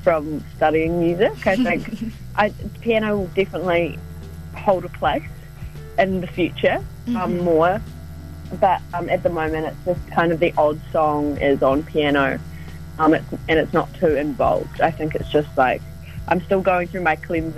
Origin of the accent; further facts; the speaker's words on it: North Canterbury, New Zealand; also born or lived in Christchurch; So I grew up in North Canterbury